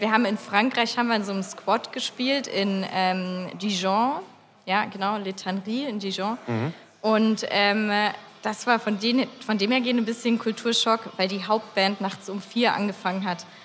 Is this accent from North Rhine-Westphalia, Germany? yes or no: no; Lindenberg im Allgäu, Bavaria, Germany; also born or lived in Lindau; ich komme ursprünglich aus Lindenberg im Allgäu